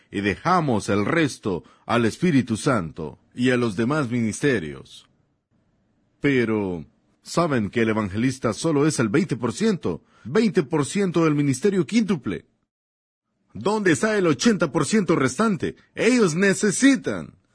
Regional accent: Germany; yo vengo de Alemania. Nací allá y un día de un día de mi adolescencia mientras estudiaba el árbol genealógico de los Bunkies

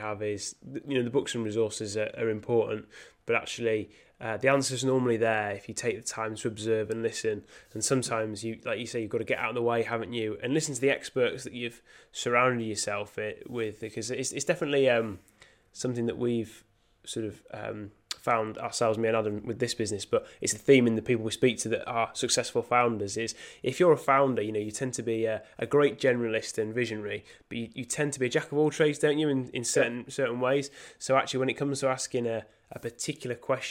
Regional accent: Yorkshire and the Humber, United Kingdom; I'm from Yorkshire

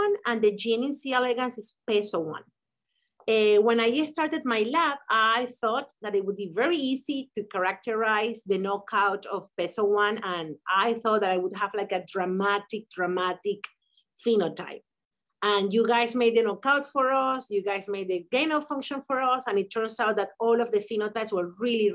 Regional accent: Venezuela; moved away as an adult; now in United States; we met back in college in Venezuela

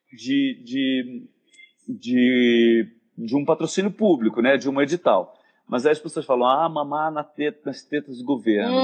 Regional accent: Rio de Janeiro, Brazil; eu vim da Tijuca, né, de uma, um colégio de, de padre, com um pai juiz, uma mãe dona de casa, classe média alta

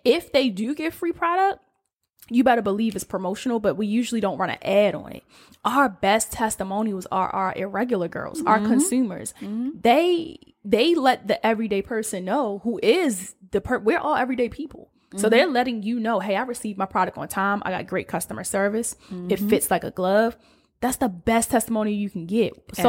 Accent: Baltimore, Maryland, United States; moved away as an adult; now in Los Angeles, United States; we're two girls from the Alameda in Baltimore, Maryland, Northeast to be exact.

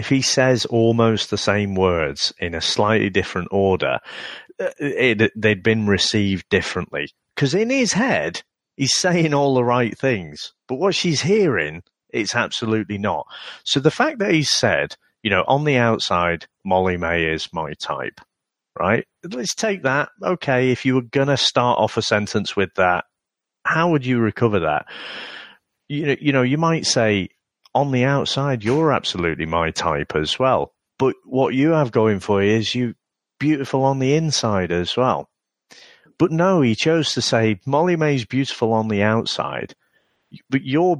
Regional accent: Manchester, North West England, United Kingdom; I'm from Manchester.

